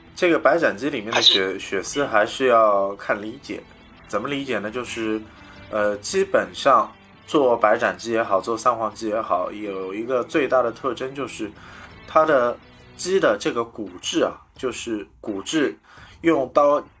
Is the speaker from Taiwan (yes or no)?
no; Shanghai, China; 我们上海人